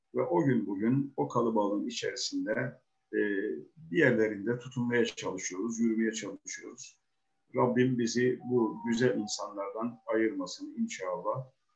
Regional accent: Uşak Province, Turkey; moved away; also born or lived in İzmir; ben Uşaklıyım. Uşak'ın e, bir köyündenim.

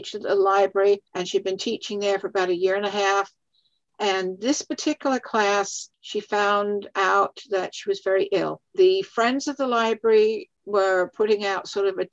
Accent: London, United Kingdom; moved away as an adult; also born or lived in South Dakota / Massachusetts; now in Valrico, United States; I was born in London, in England. And I lived there until I was about 22, actually.

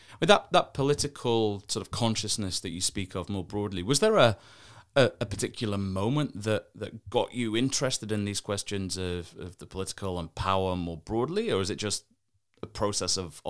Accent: Doncaster, Yorkshire and the Humber, United Kingdom; I'm from a northern English town called Doncaster

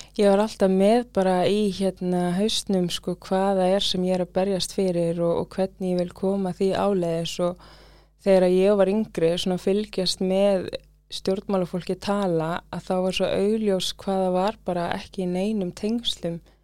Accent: Iceland; also born or lived in London, United Kingdom; mamma kemur til Íslands, ég fæðist hér

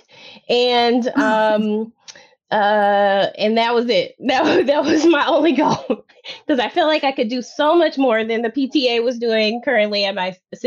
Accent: Oklahoma and Tennessee, United States; So a rare rural background, right? So come from the country, Oklahoma and Tennessee

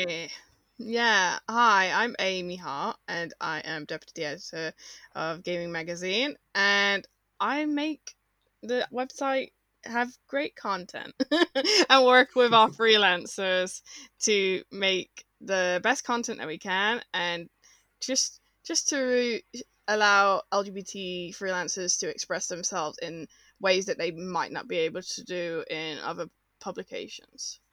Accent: Birmingham, West Midlands, United Kingdom; Robin knew I was from Birmingham

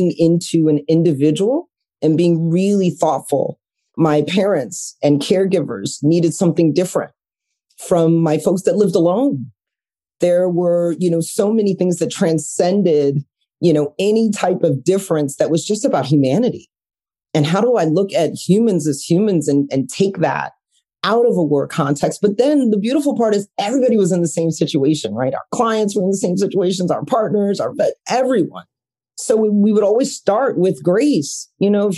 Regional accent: New York City, New York, United States; growing up in Brooklyn

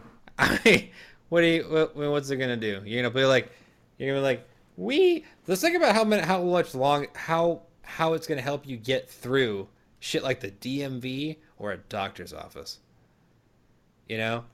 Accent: Minnesota, United States; I'm from Minnesota

